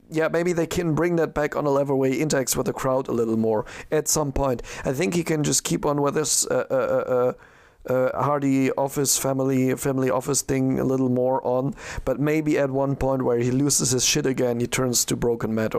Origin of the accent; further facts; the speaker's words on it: Düsseldorf area, North Rhine-Westphalia, Germany; I am from, not from Düsseldorf, from the other side of the Rhine, but it's like, uh, it's my hometown area